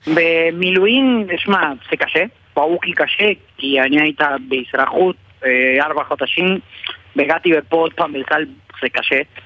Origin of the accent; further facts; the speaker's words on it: Argentina; Hebrew is a second language; moved away as an adult; now in Israel; נולדתי בארגנטינה ארבע שנים